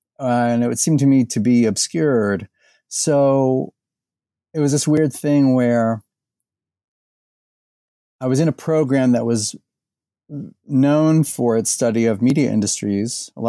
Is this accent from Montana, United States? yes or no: no; Indianapolis, Indiana, United States; now in Louisville, United States; I was born in Indiana. I grew up in and around Indianapolis.